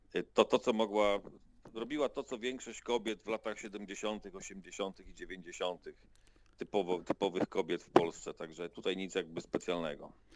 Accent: Krosno, Subcarpathian Voivodeship, Poland; Urodziłem się w Krośnie. 46 prawie lat temu

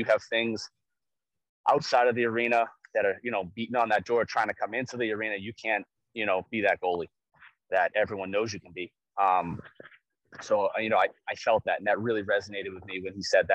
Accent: New England, United States; I'm like, New England

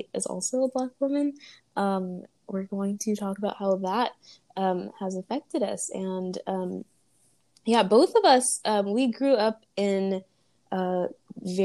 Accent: Riverside, California, United States; also born or lived in Los Angeles / Long Beach / Inland Empire; from ages 10 to 16, I lived in Riverside

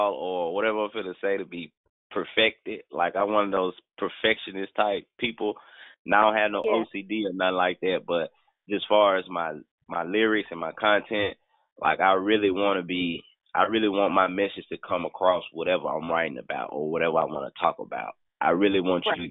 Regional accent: Memphis, Tennessee, United States; I'm from Memphis

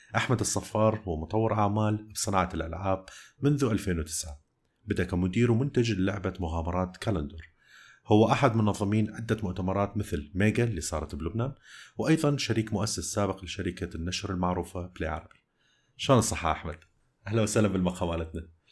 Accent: Iraq; moved away; also born or lived in Jordan; لثنتنا احنا عراقيين

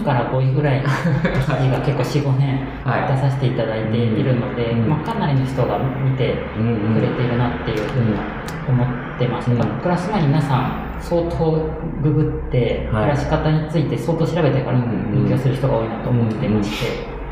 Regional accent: Aichi, Japan; moved away as an adult; also born or lived in Mitaka, Tokyo; now in Tokyo, Japan; 地元の愛知で住んでいた頃

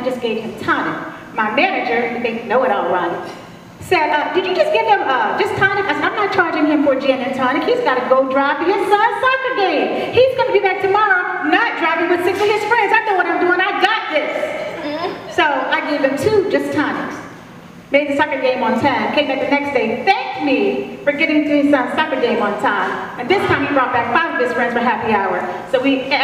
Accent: Fayetteville, North Carolina, United States; moved away; also born or lived in Garden Grove, California; I was born and raised in the First Baptist Church in Fayetteville, North Carolina

